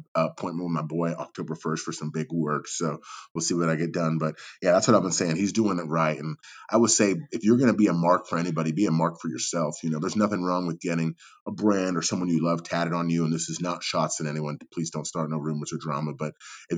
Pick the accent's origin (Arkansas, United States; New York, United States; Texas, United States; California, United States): California, United States; Napa; growing up in the Bay Area, California, Northern Cali, I would say we're very farm to table out here, at least where I'm at. You know, growing up in Napa